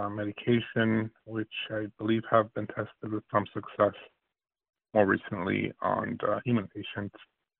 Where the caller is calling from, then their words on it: Cincinnati, Ohio, United States; I'm calling from Cincinnati, Ohio.